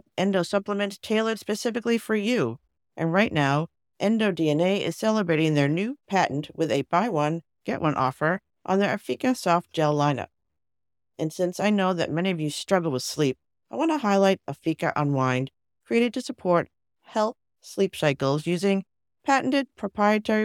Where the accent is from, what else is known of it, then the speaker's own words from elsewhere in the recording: Boston, Massachusetts, United States; I'm a Bostonian